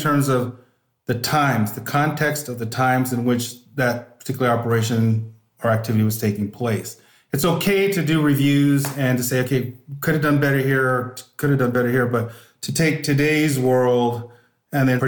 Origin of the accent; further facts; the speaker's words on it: Northern California, United States; I grew up in Northern California